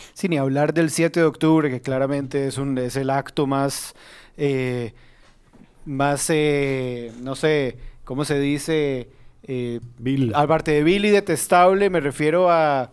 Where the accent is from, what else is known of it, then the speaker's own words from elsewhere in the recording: Costa Rica; como costarricenses